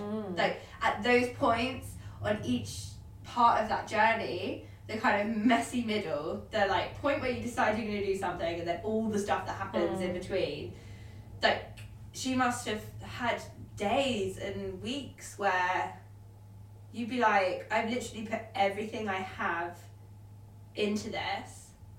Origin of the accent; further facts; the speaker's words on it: United Kingdom; I'm still British.